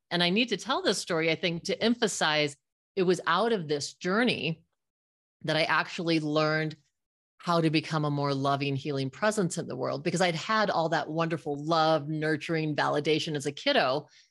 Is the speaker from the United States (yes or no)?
yes; Fort Collins, Colorado, United States; I grew up in Fort Collins, Colorado with my little friends